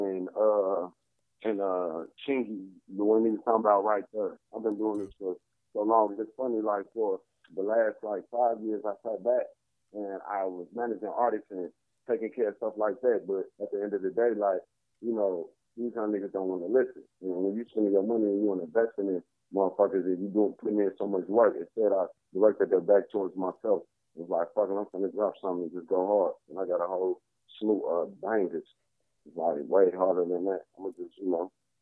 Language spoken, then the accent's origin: English; Chicago, Illinois, United States; also born or lived in Atlanta; I rep Chicago, so I'm from Chicago